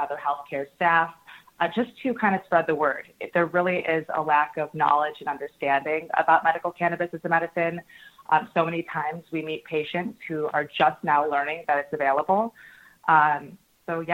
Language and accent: English; Michigan, United States; also born or lived in Los Angeles; now in Chicago, United States; I'm from Michigan